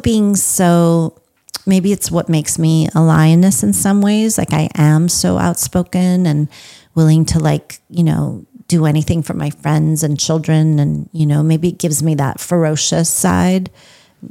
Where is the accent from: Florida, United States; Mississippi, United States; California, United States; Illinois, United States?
California, United States; Los Angeles; moved away as an adult; also born or lived in Iran; now in Texas, United States; I grew up in Los Angeles, California